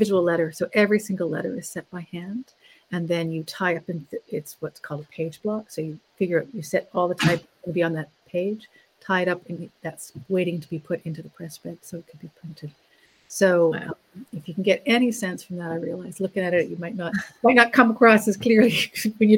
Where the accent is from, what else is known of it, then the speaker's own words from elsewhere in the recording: Ontario, Canada; moved away; I grew up in Ontario, and a lot of the wood type I have is from the newspaper in my hometown